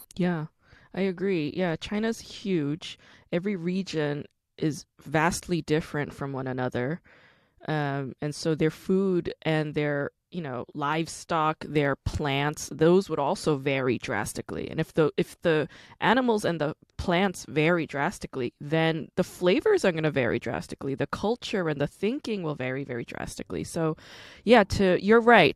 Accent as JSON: {"language": "English", "country": "South Korea", "tie": "born or raised there", "moved": "yes", "lives_now": "United States", "said": "I'm Korean American, but I was born in Korea. So I'm also an immigrant."}